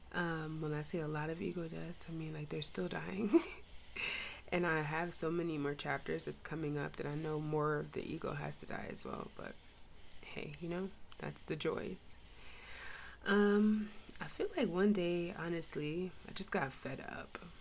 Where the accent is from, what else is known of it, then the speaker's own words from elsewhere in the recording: New York, United States; I'm kind of from New York too